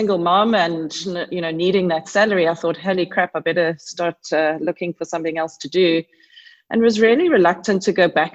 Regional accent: Pretoria, Gauteng, South Africa; I grew up in Pretoria.

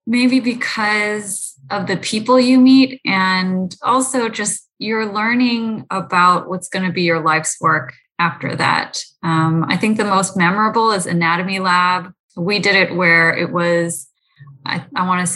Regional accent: San Francisco Bay Area, California, United States; grew up in the San Francisco Bay Area

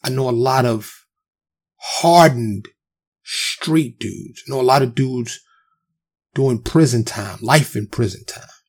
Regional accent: New York City, New York, United States; born and raised in New York in the streets of Harlem and the Bronx

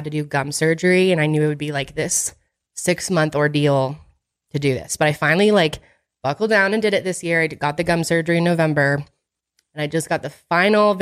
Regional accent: Boston, Massachusetts, United States; I was born in Boston

